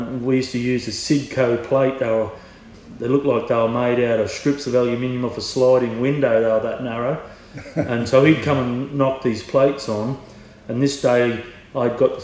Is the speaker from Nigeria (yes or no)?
no; Queensland, Australia; moved away as an adult; now in Hunter Valley, Australia; I'm a Queenslander, I'd shod. Started shoeing when I was 14, shod